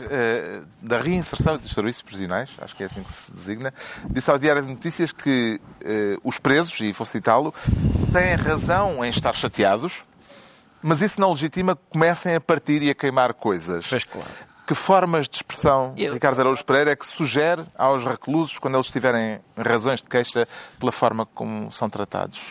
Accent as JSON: {"language": "Portuguese", "country": "Portugal", "said": "somos de Portugal"}